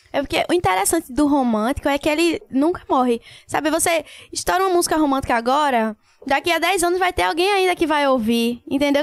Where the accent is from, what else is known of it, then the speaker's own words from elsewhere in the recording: Paulista, Pernambuco, Brazil; also born or lived in Recife / Olinda / Águas Compridas; Minha mãe vivia se mudando, mas maior parte, assim, da minha vida foi em Paulista